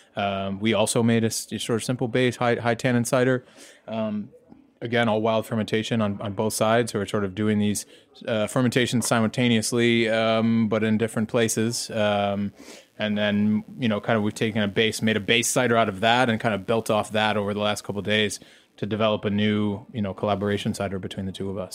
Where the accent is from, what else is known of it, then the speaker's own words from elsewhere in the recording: United States; I'm American